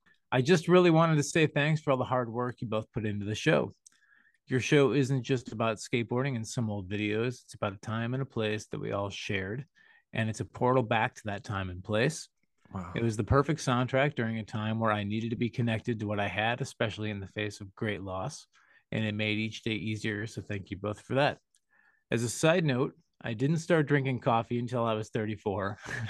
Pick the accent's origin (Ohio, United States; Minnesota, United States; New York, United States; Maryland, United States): New York, United States; New York City; Growing up in New York City, getting the chance to see a pro skate demo with West Coast skaters was slim to none.